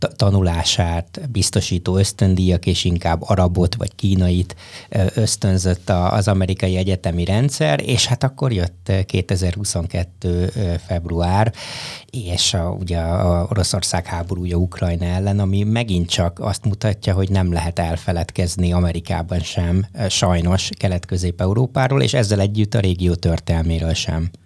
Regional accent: Hungary; now in Boston, United States; amikor Brassóba egy nyári egyetemen románul tanultam az egyetlen magyarországi magyarként

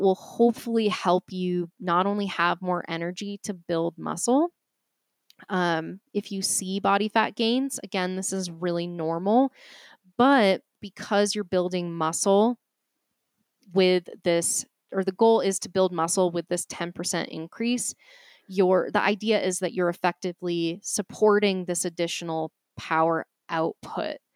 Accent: Boston, Massachusetts, United States; accent: Boston; my Boston accent

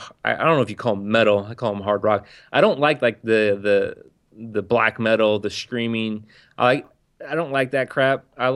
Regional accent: San Diego, California, United States; primarily I grew up on West Coast gangster rap. A white kid from the outskirts of San Diego, I was that guy who had two 12-inch subwoofers

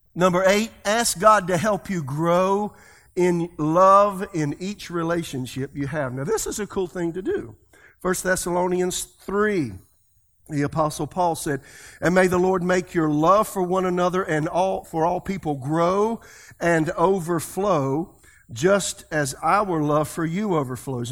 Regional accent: South Carolina, United States; I'm from South Carolina. That's the way I talk

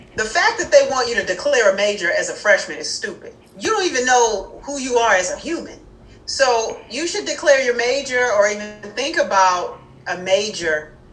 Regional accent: Hobby, Illinois, United States; I grew up in Hobby, Illinois, into a musical family

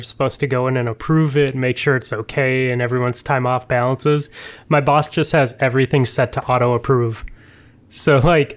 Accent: Minnesota, United States; I'm from Minnesota

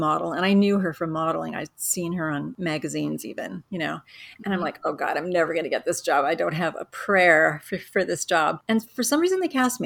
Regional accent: Syracuse, New York, United States; moved away as an adult; also born or lived in California; I'm originally from Syracuse. That's where I grew up

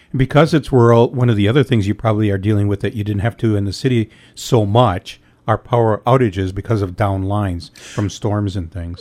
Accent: Escanaba, Michigan, United States; Michigan's Upper Peninsula is my home and Escanaba is my hometown

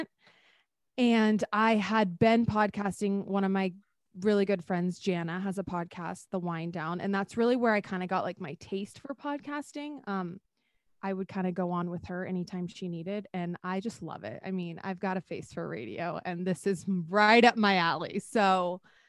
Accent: Texas, United States; moved away; also born or lived in Arizona; I'm from Texas

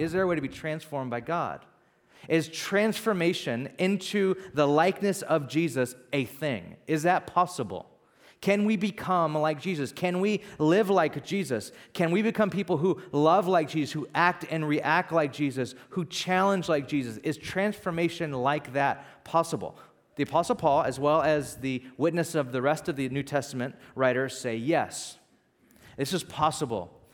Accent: Bakersfield, California, United States; also born or lived in Santa Barbara, California; now in San Francisco, United States; I was born and raised in Bakersfield, California, which is the valley

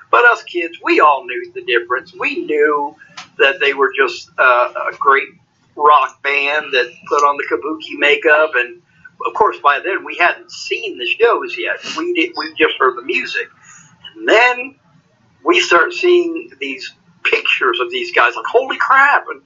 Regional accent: Cocoa, Florida, United States; moved away as an adult; now in Nashville, United States; I am from Cocoa Beach, Florida. Yes, okay. sir. I, I grew up in the city of Cocoa, which is the mainland of, of Florida. I was there until I was 22 years old.

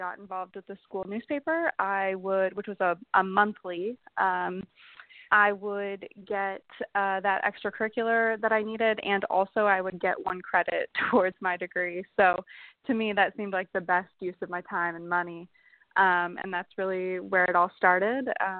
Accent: Illinois, United States; moved away as an adult; also born or lived in California; now in Maryland, United States; I grew up in Illinois, and I went to community college

